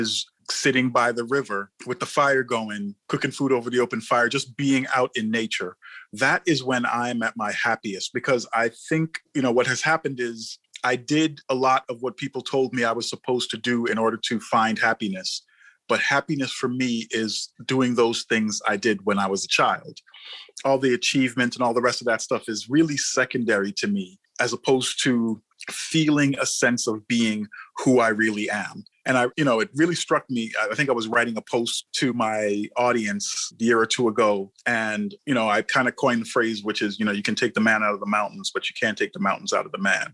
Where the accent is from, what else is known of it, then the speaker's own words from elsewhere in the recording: New York, United States; I grew up in New York and all the metropolitan influences